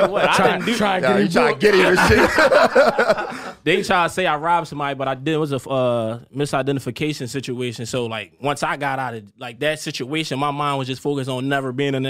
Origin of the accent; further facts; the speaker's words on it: Philadelphia, Pennsylvania, United States; From Philadelphia, you know, born and raised in North Philly area, to be exact.